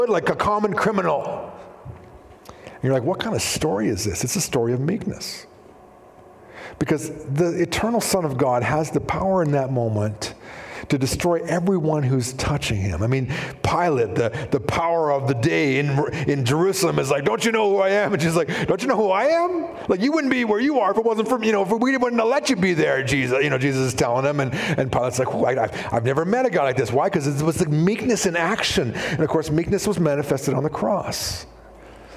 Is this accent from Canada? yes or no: yes; Shuswap, British Columbia, Canada; I grew up in Shuswap